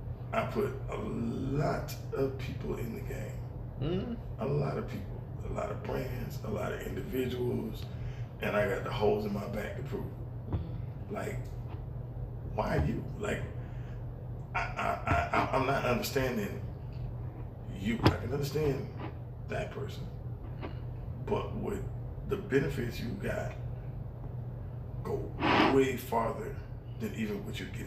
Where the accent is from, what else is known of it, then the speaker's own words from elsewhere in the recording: Decatur, Georgia, United States; I'm from Decatur, Georgia.